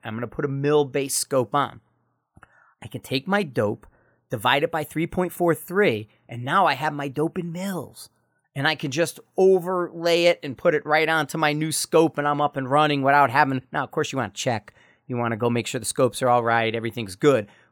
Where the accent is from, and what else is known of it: United States